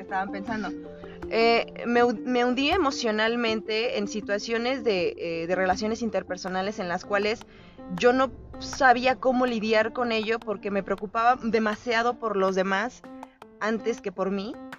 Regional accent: Querétaro, Mexico; Soy de Querétaro

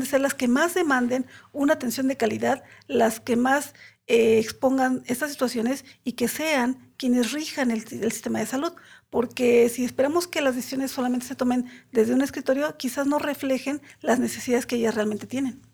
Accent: Mexico City, Mexico; soy de aquí de la Ciudad de México

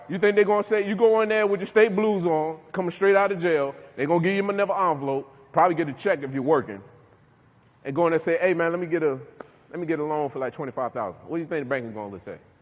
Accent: Newark, New Jersey, United States; now in Virginia, United States; I'm from New Jersey, Newark, New Jersey, right? I come down here to Virginia

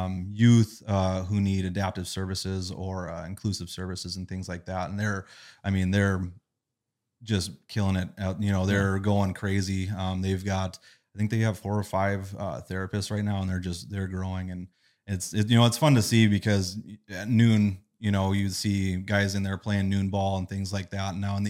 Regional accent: Burlington, North Dakota, United States; I grew up in Burlington

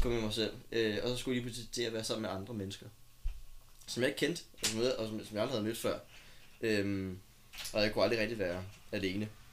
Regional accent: Copenhagen, Capital Region of Denmark, Denmark; blev født i København. Ja. Og jeg blev født på Ride. Ja. Øhm, og boede de første seks år af mit liv inde på Sølvgade i København

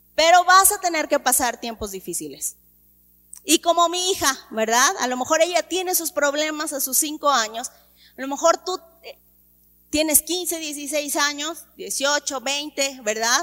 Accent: Mexico; desde que yo nací hay crisis en mi país. Desde que yo nací. Incluso a mí me tocó que devaluaran el peso mexicano

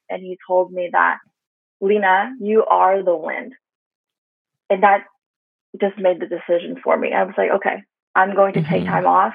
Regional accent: Canada; being like Asian Canadian, being Chinese Canadian

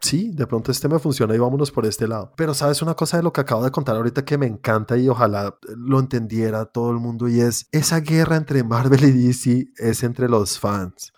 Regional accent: Colombia; Yo, siendo colombiano, teniendo una productora de animación

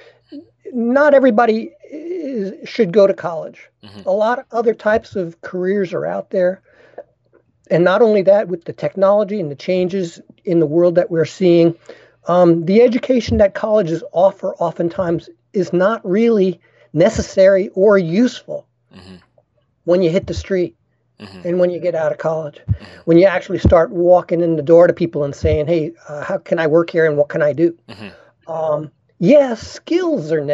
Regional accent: Long Island, New York City, United States; moved away as an adult; also born or lived in Boulder, Colorado / Oregon; I grew up in New York City. I was raised on Long Island

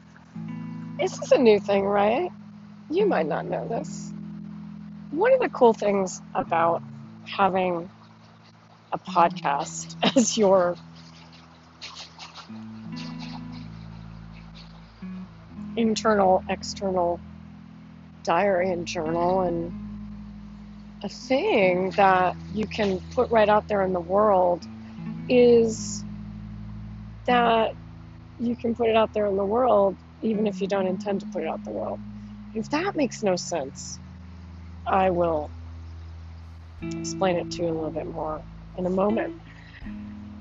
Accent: East Coast, United States; also born or lived in Rochester, upstate New York (dialect quiz result); now in California, United States; I'm from the East Coast

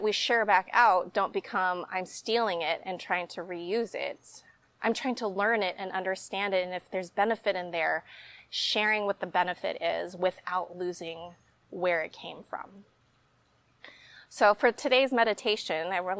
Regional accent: Dallas, Texas, United States; now in Austin, United States; growing up in the Dallas area

